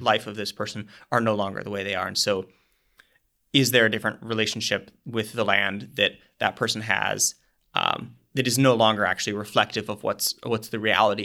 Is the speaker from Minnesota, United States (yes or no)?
yes; Minnesota, United States; I'm from Minnesota